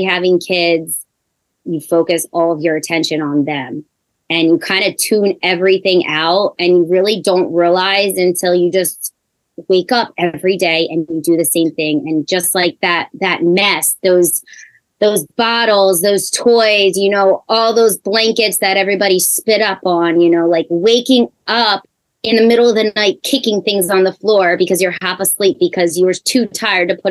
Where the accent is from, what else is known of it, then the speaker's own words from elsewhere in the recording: Marlton, New Jersey, United States; I am from Marlton. I was born and raised in Marlton. I've been here 36 years